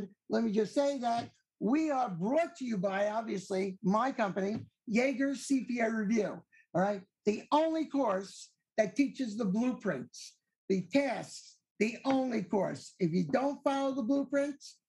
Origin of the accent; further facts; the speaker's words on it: Long Island, New York, United States; now in Maryland, United States; I was born and raised in New York, Long Island